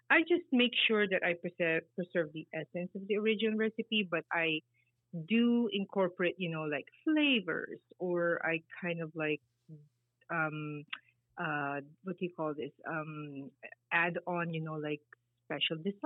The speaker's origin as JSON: {"language": "English", "country": "Philippines", "tie": "born or raised there", "moved": "as an adult", "lives_now": "United States", "said": "I grew up in the Philippines. I moved to the States when I was already 33, 35 years old"}